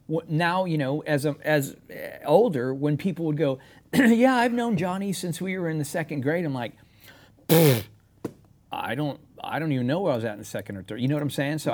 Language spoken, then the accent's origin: English; San Antonio, Texas, United States; I'm as Texas as you're gonna get.